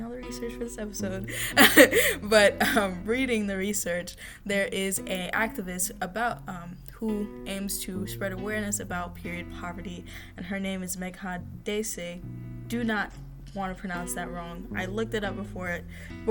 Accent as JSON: {"language": "English", "country": "United States", "said": "I am American"}